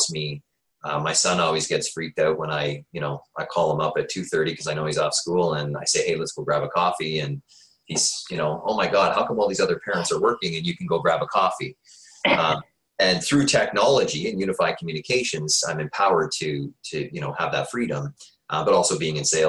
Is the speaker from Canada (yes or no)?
yes; Peterborough, Ontario, Canada; now in Waterloo, Canada; I grew up in Ontario Housing in Peterborough.